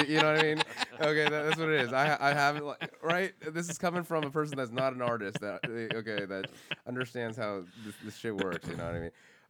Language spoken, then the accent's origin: English; Los Angeles, California, United States; I'm from Los Angeles, you know, I'm born here